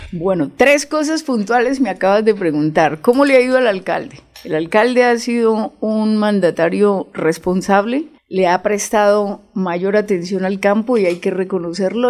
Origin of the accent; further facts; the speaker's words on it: Piedecuesta, Santander, Colombia; como piedecuestana, dejando la imagen de una piedecuestana en alto